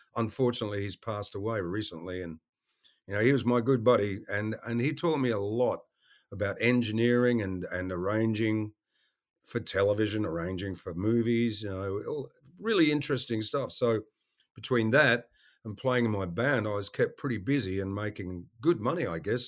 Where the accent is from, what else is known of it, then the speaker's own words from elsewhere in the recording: Western Australia, Australia; moved away as an adult; also born or lived in Melbourne, Australia; now in United States; I grew up in Western Australia